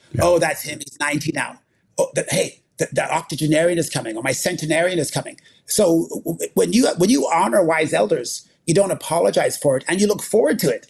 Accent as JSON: {"language": "English", "town": "Winnipeg", "region": "Manitoba", "country": "Canada", "tie": "born or raised there", "said": "I grew up in Winnipeg, Manitoba"}